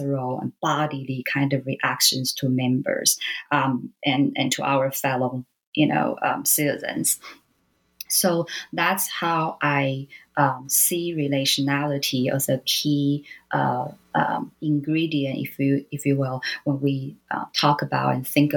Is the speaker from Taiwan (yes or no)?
yes; Taiwan; I grew up in Taiwan. And so, you know, being a Taiwanese